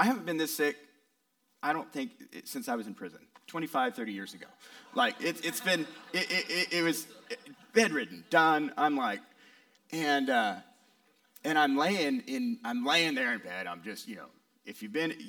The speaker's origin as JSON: {"language": "English", "region": "West Coast", "country": "United States", "moved": "yes", "said": "I'm from the West Coast"}